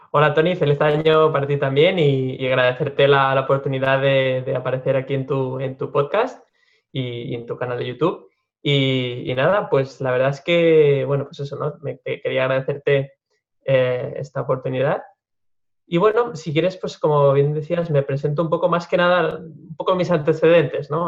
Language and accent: Spanish; Lleida, Catalonia, Spain; cursé la, carrera de ingeniería técnica forestal en, en mi ciudad natal, en Lleida